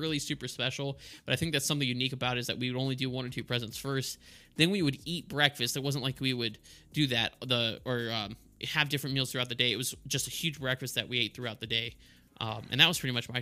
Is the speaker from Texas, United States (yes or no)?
yes; El Paso, Texas, United States; I grew up in El Paso